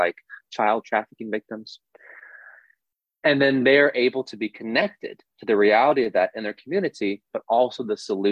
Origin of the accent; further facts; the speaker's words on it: Austin, Texas, United States; I'm from Austin